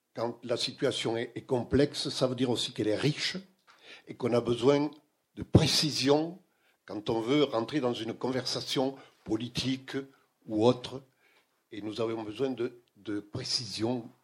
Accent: France; je suis français

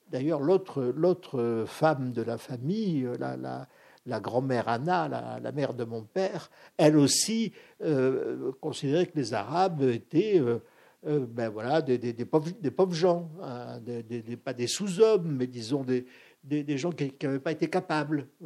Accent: Algeria; parce que du cinéma, dans ma ville natale, il n'y en avait pas beaucoup.

